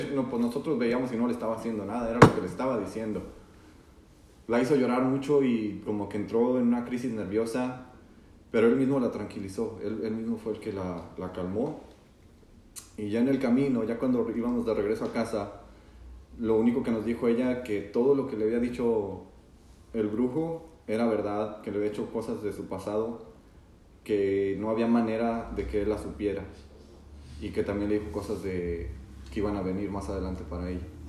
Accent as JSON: {"language": "Spanish", "region": "Zacatecas", "country": "Mexico", "said": "ese lugar, que es Zacatecas, está bien porque yo también soy de allá"}